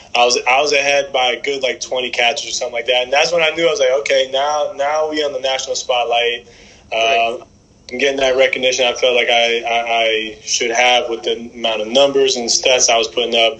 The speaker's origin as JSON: {"language": "English", "region": "South Florida", "country": "United States", "tie": "born or raised there", "said": "growing up in South Florida"}